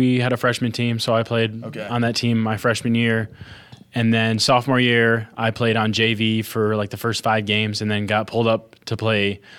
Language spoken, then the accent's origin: English; West Michigan, United States; So I grew up pretty heavily involved in the church. And, you know, Christianity is just something that's always been a part of my life. West Michigan, where I'm from, is a very, people call it a bubble just because it's like, everything's Christian and sheltered